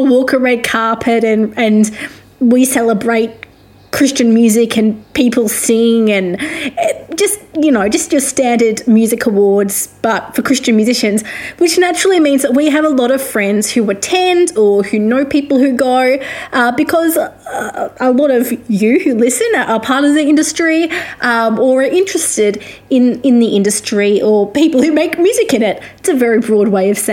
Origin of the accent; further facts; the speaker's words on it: Australia; also born or lived in Victoria; I am an Australian music journalist